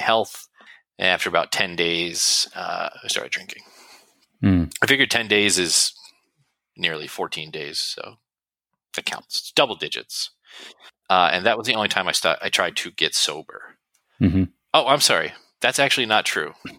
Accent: New Jersey, United States; I'm from New Jersey

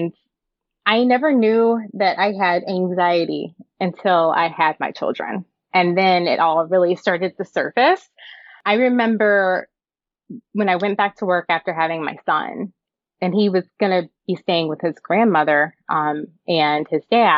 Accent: the South, United States; moved away as an adult; now in Wisconsin, United States; I grew up in the South

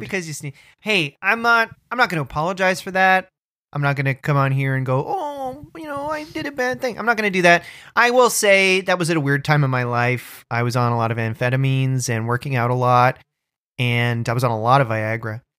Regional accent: Orangeville, Ontario, Canada; I grew up in Orangeville

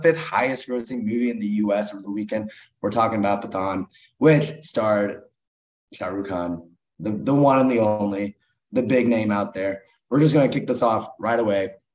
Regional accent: Kansas City, United States; the Kansas City Chiefs, my hometown team

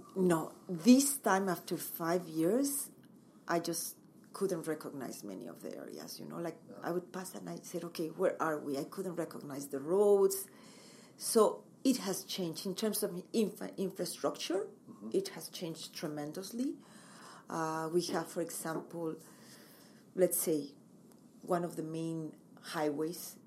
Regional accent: Mexico City, Mexico; English is a second language; moved away as an adult; also born or lived in Montreal, Canada / Acapulco; now in Kelowna, Canada; I come from Mexico City. I uh, lived there most of my life

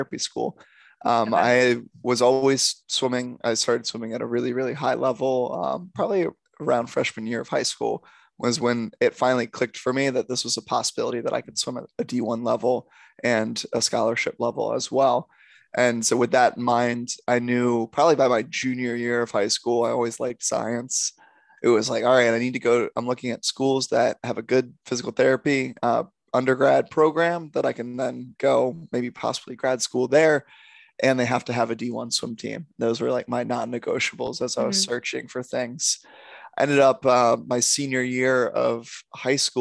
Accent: Silver Spring, Maryland, United States; moved away as an adult; also born or lived in Delaware; now in Los Angeles, United States; I am from Silver Spring, Maryland, just outside of DC

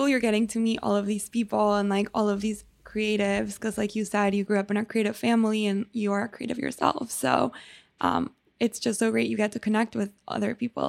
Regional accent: Mexico; I am from Mexico

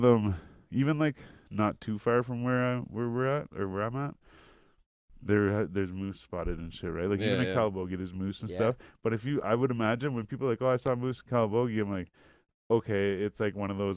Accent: Canada; we're Canadian

